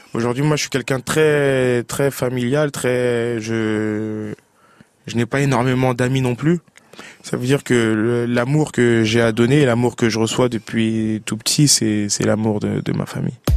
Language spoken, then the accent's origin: French; Paris, Île-de-France, France; Paris, qui est ma ville natale.